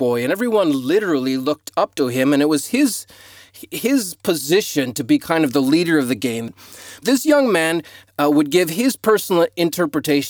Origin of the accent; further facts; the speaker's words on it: United States; moved away as an adult; now in Australia; growing up in the United States